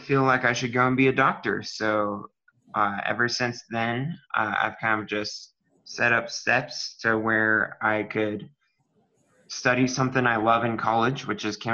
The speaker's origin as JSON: {"language": "English", "town": "Castle Rock", "region": "Colorado", "country": "United States", "moved": "as an adult", "lives_now": "Waco, United States", "said": "I am from Castle Rock, Colorado"}